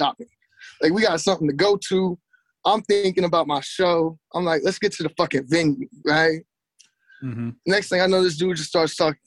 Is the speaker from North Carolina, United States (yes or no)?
yes; North Carolina, United States; moved away as an adult; also born or lived in Phoenix, Arizona / Los Angeles / Washington; now in London, United Kingdom; I grew up in North Carolina